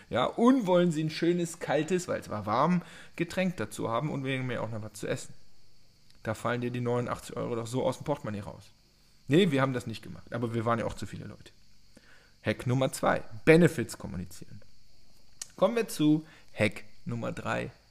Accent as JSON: {"language": "German", "town": "Cologne", "region": "North Rhine-Westphalia", "country": "Germany", "said": "Beispiel 3, die frisch, ich kann das nicht als Kölsche Jung, frischen Früchte."}